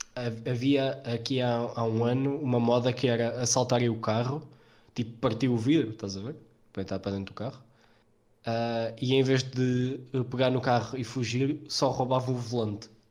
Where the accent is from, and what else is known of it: Portugal